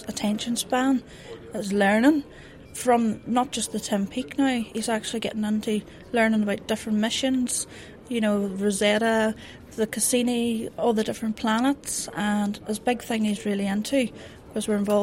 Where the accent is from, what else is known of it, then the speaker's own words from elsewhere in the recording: Northern Ireland, United Kingdom; I'm actually from Northern Ireland